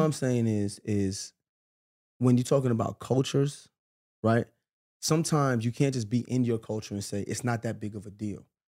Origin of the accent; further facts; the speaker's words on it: New York, United States; I grew up in New York.